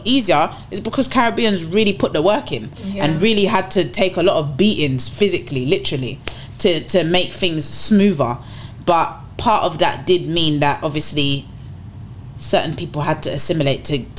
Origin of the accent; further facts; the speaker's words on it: United Kingdom; I would never define myself as English, but by nationality and passport, I clearly am British.